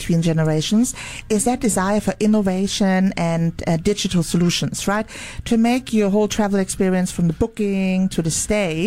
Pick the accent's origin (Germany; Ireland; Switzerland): Germany; Munich, Bavaria; moved away; It's my hometown